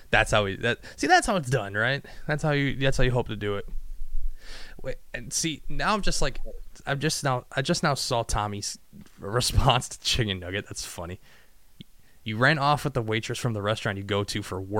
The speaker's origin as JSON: {"language": "English", "country": "Mexico", "said": "Me neither, and I'm Mexican."}